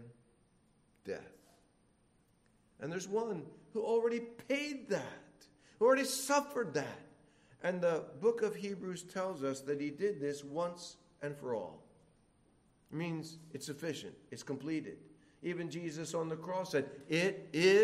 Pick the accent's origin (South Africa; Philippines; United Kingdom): Philippines; Now, I come from the Philippines